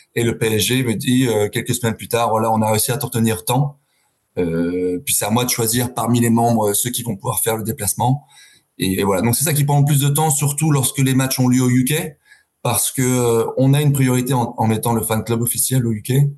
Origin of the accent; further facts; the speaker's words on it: Paris, Île-de-France, France; now in London, United Kingdom; moi, j'ai grandi à Paris, à, 500 mètres du parc